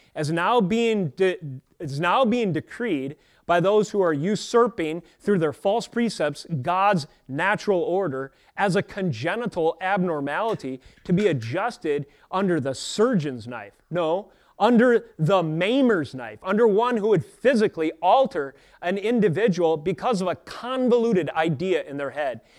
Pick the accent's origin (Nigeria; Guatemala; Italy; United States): United States; As an American Christian